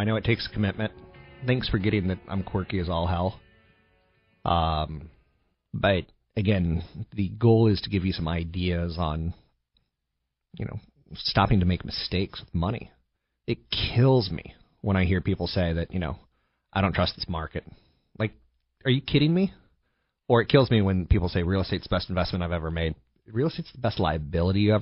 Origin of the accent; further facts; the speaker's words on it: East Coast, United States; moved away; I come from the East Coast